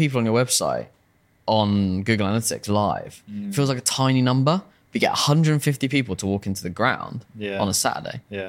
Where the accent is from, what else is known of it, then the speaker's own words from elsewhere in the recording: Farnham, South East England, United Kingdom; Because that it's my hometown, is to make... And the hometown is like a rugby town.